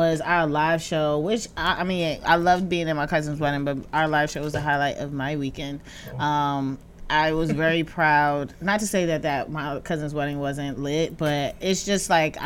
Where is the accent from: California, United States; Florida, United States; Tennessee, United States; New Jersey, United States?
New Jersey, United States; Jersey City; I'm from Jersey City.